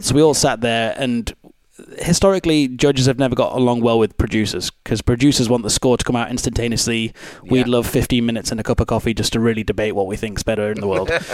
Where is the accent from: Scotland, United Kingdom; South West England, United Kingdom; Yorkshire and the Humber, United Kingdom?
Yorkshire and the Humber, United Kingdom; Pontefract; moved away; also born or lived in Edinburgh; I was born Pontefract, so like 10 minutes away from Castleford